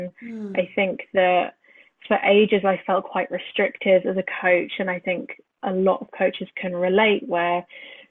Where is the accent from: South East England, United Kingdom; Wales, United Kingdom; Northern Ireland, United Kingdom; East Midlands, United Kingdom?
South East England, United Kingdom; Brighton; moved away; I grew up in Brighton